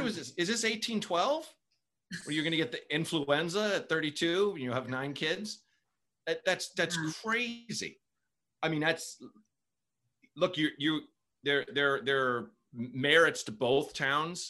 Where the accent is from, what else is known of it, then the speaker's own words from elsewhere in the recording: Portland, Oregon, United States; also born or lived in Chicago; I'm definitely a Portland guy